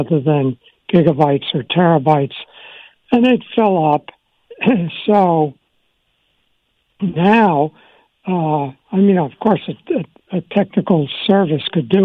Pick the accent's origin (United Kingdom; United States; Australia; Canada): United States; Long Island, New York; also born or lived in Washington, D.C.; we moved from Washington to Long Island. And I was in fourth grade